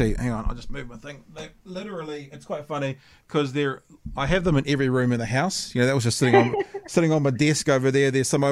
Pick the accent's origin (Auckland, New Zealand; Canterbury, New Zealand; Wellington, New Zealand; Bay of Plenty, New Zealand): Auckland, New Zealand; moved away; I grew up in Hillsborough, which is like one suburb beside Mangere.